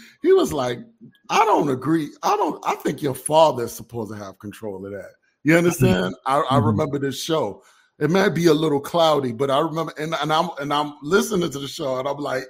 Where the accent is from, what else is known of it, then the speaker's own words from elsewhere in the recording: New York City, New York, United States; also born or lived in Egypt; I'm a second generation Muslim. I was born and raised in Brooklyn, New York.